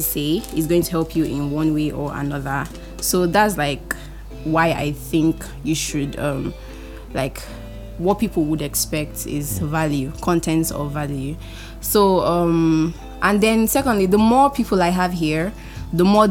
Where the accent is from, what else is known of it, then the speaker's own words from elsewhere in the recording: Port Harcourt, Rivers State, Nigeria; also born or lived in Edo State; I'm 21 years old. I mean, so young. I was born on the 11th of February 2000. I am the first child and the only daughter of 4 children, and I was raised in Port Harcourt